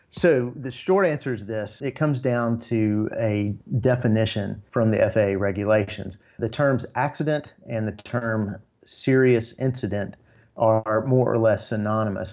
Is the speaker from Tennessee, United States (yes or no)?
yes; Tennessee, United States; I've born and raised in Tennessee